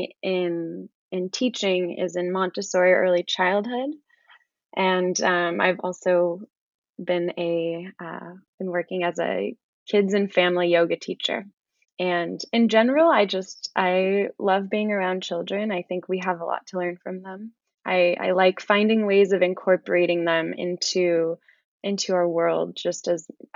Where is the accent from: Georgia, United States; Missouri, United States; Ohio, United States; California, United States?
California, United States; San Francisco Bay Area; also born or lived in Brooklyn, New York; I am from the San Francisco Bay Area, and I am currently here